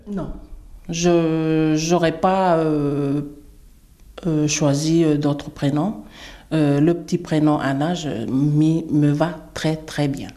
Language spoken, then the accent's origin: French; Wallis, Wallis & Futuna; Trois prénoms parce que chez nous à Wallis